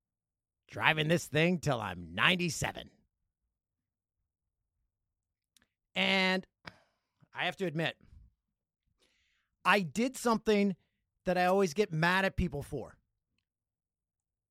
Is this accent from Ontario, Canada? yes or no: yes; Peterborough, Ontario, Canada; my hometown of Peterborough, Ontario.